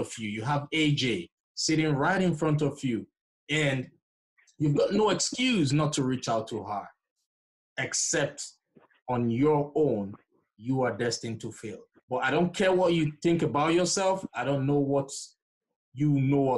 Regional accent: Nigeria; moved away; I'm originally from Nigeria, so we typically don't joke with education

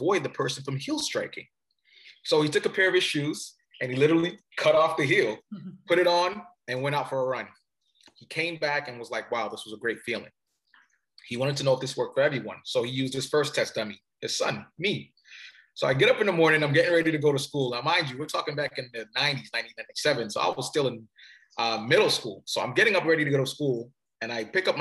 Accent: Cameroon; moved away; So originally I'm from Cameroon. Cameroon is in Africa. And my father was coming here to do his studies

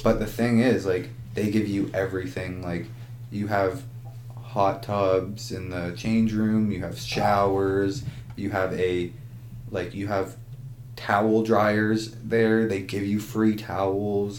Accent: Ajax, Ontario, Canada; I I'm from Ajax and in Ajax, Ontario

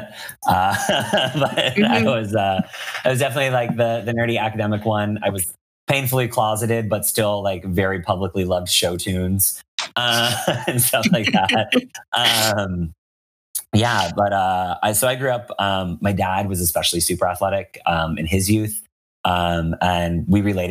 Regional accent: Western Massachusetts, United States; now in San Francisco, United States; I grew up in Western Massachusetts

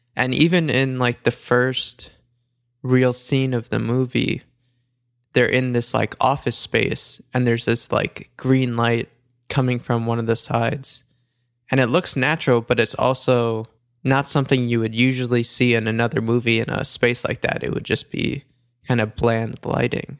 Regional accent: New York, United States; I'm from New York

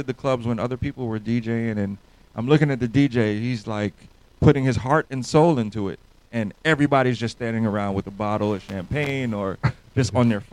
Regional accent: New York City, New York, United States; now in Atlanta, United States; I'm from New York, born and raised in New York City.

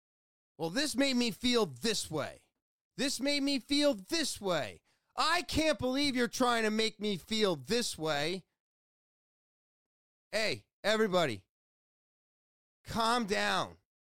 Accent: United States; I was born in America. But as I've gone over a bunch of times, I'm Scottish. I'm Irish. I'm Western European. I'm Norwegian.

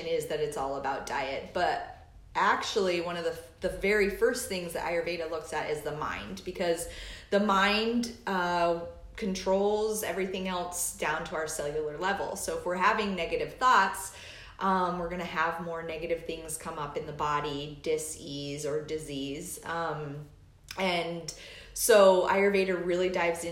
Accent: Alaska, United States; now in Indiana, United States; I am from Alaska, and I moseyed my way to the Midwest

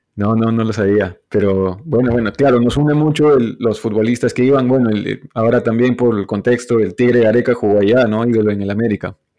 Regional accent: Cusco, Peru; yo soy cusqueño

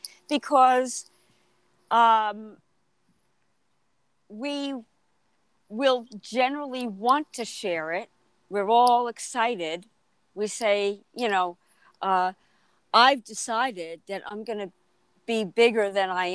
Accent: Freeport, New York, United States; moved away as an adult; I grew up in Freeport the first 30 years of my life.

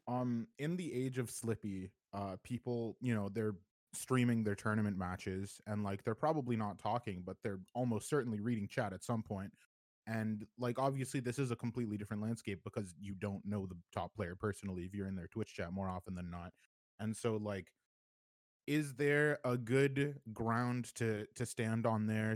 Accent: Canada; I'm from Canada

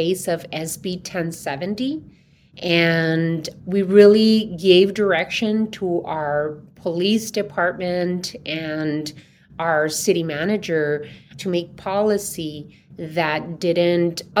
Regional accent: Somerton, Arizona, United States; also born or lived in Yuma, Arizona; now in Tucson, United States; I was born in Yuma and grew up in Somerton, Arizona, and that was 10 minutes away from the border

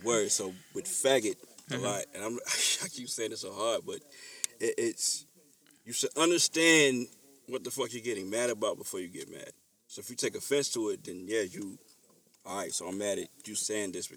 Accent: the South, United States; I was raised in the South

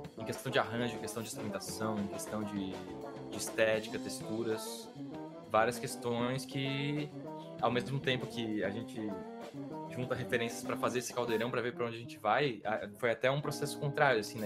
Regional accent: Brazil; a gente é brasileiro

